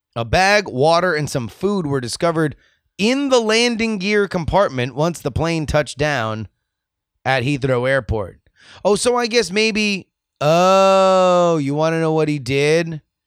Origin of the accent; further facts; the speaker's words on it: South Florida, United States; growing up in South Florida